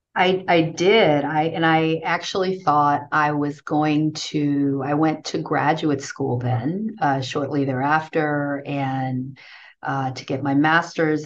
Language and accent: English; New York City, New York, United States; also born or lived in Haiti; i grew up in new york in brooklyn new york